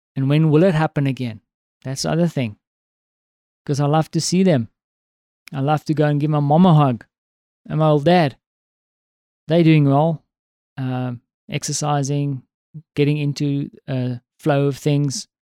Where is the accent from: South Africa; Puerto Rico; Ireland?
South Africa; now in Poland; as a South African